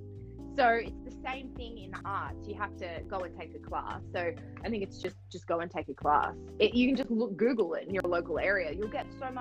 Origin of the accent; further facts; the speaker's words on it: Australia; now in Los Angeles, United States; I'm Australian, I live